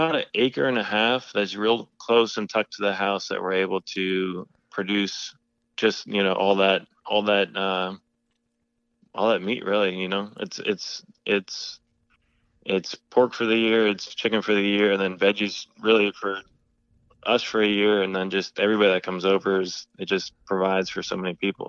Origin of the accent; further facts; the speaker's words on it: Maryland, United States; but no, I grew up in Maryland, and I kind of always had a garden that my mom let me manage inside.